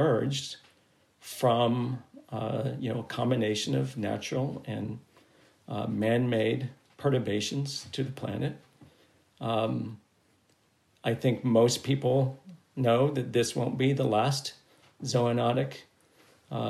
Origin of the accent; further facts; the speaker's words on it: United States; as an American